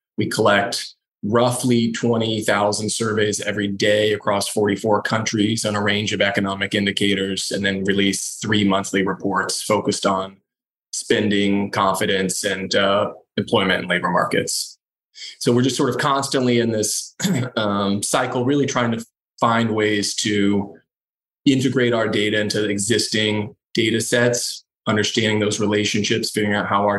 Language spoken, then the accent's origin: English; Indiana, United States; I grew up in Indiana, just north of Indianapolis.